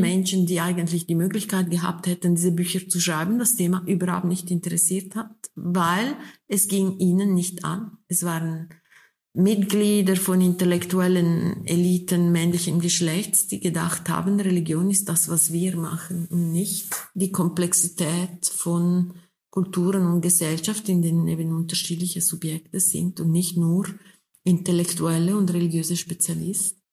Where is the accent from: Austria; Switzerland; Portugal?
Switzerland; wir sind ja beide in der Schweiz geboren, Frau Höpflinger und ich.